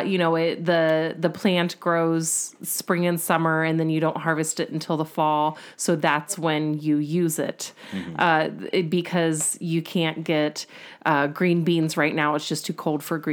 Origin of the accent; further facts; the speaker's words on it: United States; I, as an American